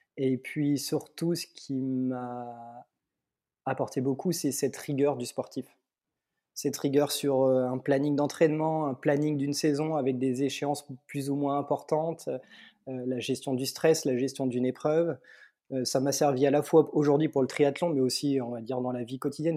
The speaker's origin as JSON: {"language": "French", "town": "Mâcon", "region": "Bourgogne-Franche-Comté", "country": "France", "tie": "born or raised there", "said": "je viens de Mâcon, en Bourgogne, au sud de la Bourgogne"}